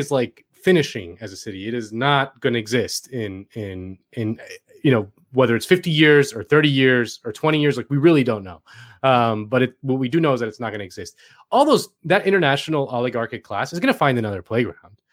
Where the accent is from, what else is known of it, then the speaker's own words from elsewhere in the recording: Miami, Florida, United States; moved away; I'm from Miami